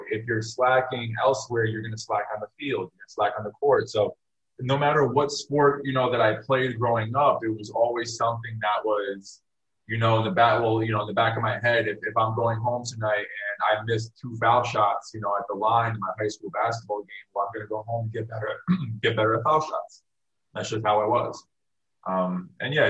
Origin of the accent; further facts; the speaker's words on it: Westchester County, New York, United States; now in Miami, United States; I'm originally from Westchester County, up in New York